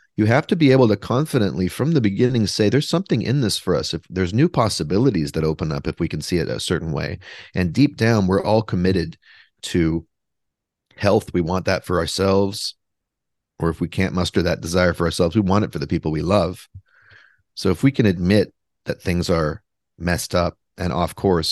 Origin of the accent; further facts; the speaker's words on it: Vancouver, British Columbia, Canada; now in Brooklyn, United States; I am from Vancouver, though. I am from British Columbia, Canada, but I live in Brooklyn, New York